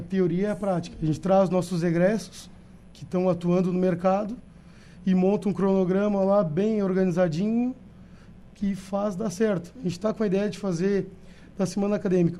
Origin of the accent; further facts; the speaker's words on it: São José dos Ausentes, Rio Grande do Sul, Brazil; Mas eu sou de Ausentes